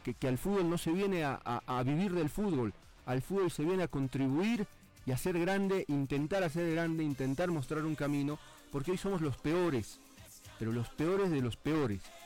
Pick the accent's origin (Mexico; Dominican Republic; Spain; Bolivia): Bolivia; En, mi país